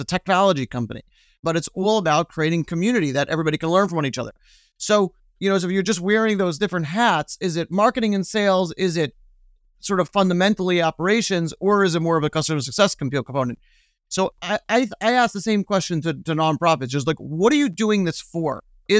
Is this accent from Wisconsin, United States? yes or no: no; Brooklyn, New York, United States; In Brooklyn. I grew up in Brooklyn.